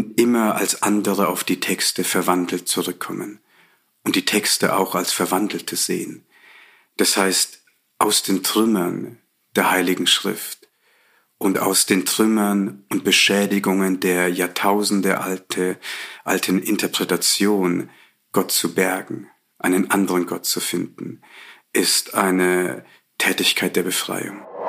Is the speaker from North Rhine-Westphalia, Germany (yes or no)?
no; Bavaria, Germany; Ich bin in Bayern groß geworden